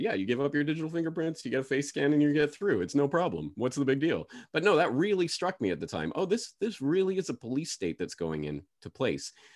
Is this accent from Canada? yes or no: yes; Canada; moved away as an adult; now in Japan; I'm a Canadian citizen, so got my Canadian passport.